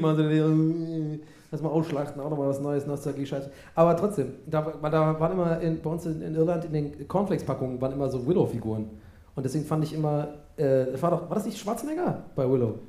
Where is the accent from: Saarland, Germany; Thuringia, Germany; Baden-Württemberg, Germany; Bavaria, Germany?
Baden-Württemberg, Germany; Tübingen; bei uns in Tübingen